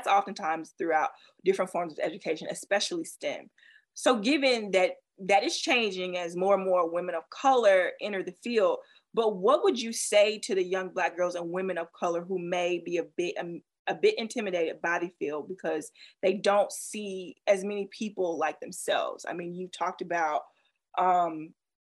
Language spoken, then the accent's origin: English; the South, United States; I grew up in the South